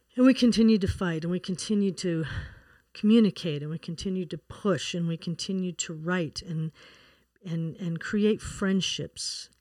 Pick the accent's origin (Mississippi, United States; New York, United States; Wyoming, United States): Wyoming, United States; moved away; also born or lived in Colorado; I was born and raised in Wyoming